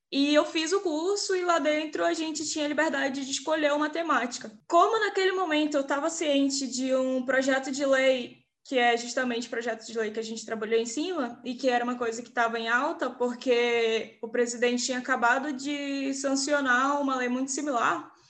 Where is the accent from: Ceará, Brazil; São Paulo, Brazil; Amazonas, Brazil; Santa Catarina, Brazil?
Amazonas, Brazil; É, primeira coisa é que eu sou de contexto periférico e isso é bem importante na história. É, lá no meu bairro, a gente tem um problema de alagar o bairro quando chove. Agora, em dezembro, é quando as chuvas é lá no Amazonas começam